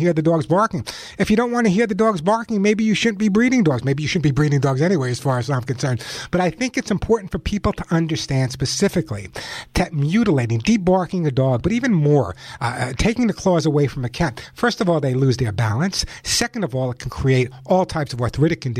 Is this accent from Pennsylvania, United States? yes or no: no; New York, United States; now in Santa Monica, United States; That's my hometown, New York. That's my hometown.